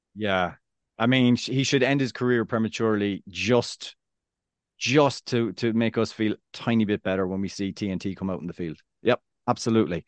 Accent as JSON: {"language": "English", "country": "Ireland", "moved": "as an adult", "lives_now": "United States", "said": "I'm, I'm Irish"}